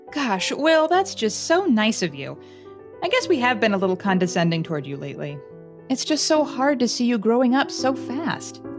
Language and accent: English; Lawrence, Kansas, United States; my hometown is actually Lawrence, Kansas